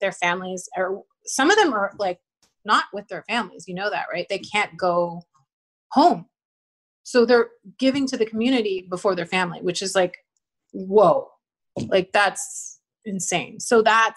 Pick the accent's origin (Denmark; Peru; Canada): Canada; small town outside of Calgary, Alberta; also born or lived in New York City, United States; now in Los Angeles, United States; a small town outside of Calgary. But yeah, my family's now in Kelowna